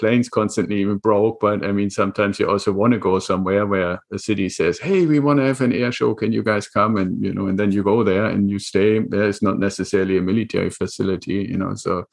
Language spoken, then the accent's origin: English; Germany; English is a second language; moved away as an adult; now in United States; I'm originally, and this is where some of the accent still comes from, I'm originally from Germany